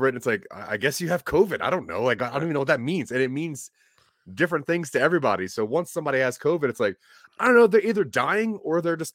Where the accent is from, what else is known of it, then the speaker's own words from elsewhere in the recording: Delaware, United States; You know, I'm from Delaware, and in Delaware, th- there's and even in Pennsylvania, there's like a level of pride that comes with like delicatessen delicatessens